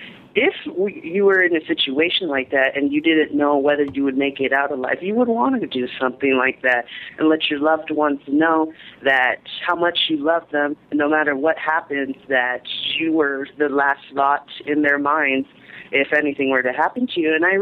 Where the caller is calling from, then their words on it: San Bernardino, California, United States; I'm actually calling from San Bernardino. I'm at school right now.